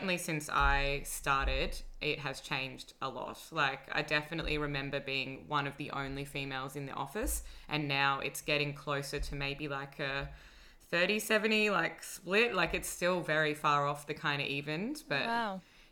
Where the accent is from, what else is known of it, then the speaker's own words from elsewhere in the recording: Sydney, New South Wales, Australia; now in Melbourne, Australia; I grew up in Sydney.